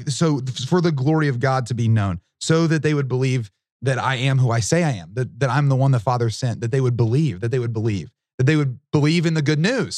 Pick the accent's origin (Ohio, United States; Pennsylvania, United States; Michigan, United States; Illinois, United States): Ohio, United States; Southern; I'm from Southern Ohio, which is very much in the Bible Belt